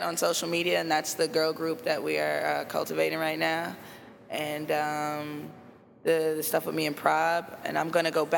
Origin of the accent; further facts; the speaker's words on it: Chicago, Illinois, United States; I come from Inglewood, but I'm not a street rapper